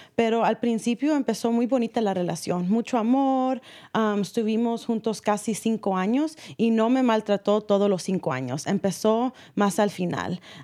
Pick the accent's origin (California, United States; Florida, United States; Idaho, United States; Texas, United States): California, United States; San Rafael; nací uh, o crecí aquí en San Rafael